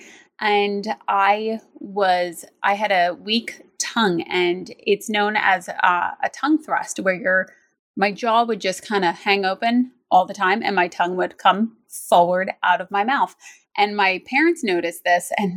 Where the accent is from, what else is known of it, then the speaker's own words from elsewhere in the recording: United States; also born or lived in New Jersey; I actually grew up in New York and New Jersey